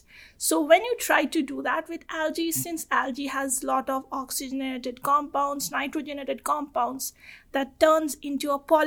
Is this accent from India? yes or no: yes; Kolkata, West Bengal, India; first language Bengali; English is a second language; moved away as an adult; I'm from Calcutta